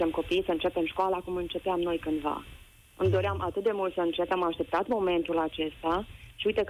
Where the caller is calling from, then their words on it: Alba Iulia, Alba County, Romania; Sunt mamă, sunt din Alba Iulia